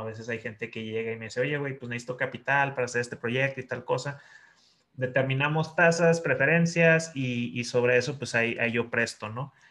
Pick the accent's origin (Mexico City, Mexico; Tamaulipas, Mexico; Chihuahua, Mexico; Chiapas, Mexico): Chihuahua, Mexico; la ciudad donde yo crecí, en Chihuahua